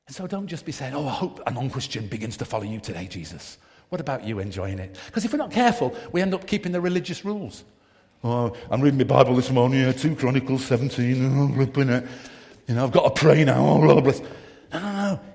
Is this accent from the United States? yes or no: no; Manchester, North West England, United Kingdom; I grew up in Manchester, very multiracial, multi-ethnic background